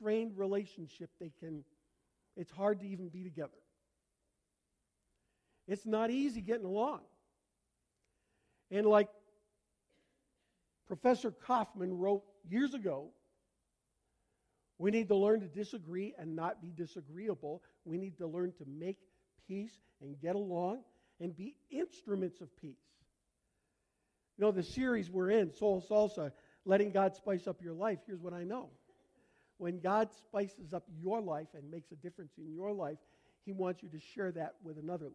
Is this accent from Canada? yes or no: yes; Canada; accent: Canadian; moved away; my Canadian accent